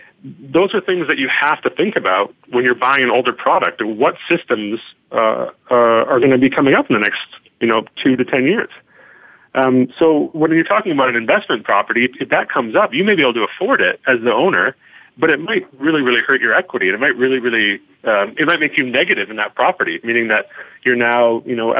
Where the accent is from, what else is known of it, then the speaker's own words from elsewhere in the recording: Vancouver, British Columbia, Canada; I grew up in Kitsilano. I grew up on 5th and Maple